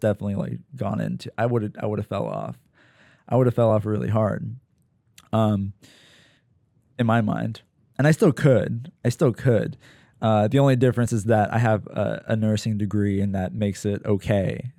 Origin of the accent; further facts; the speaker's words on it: Pennsylvania, United States; moved away; living at home, probably in, in, in, you know, bumblefuck Pennsylvania in my hometown